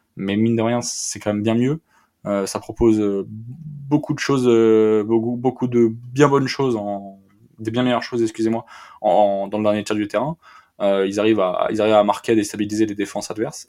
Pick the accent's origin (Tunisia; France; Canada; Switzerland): France; en tant que Français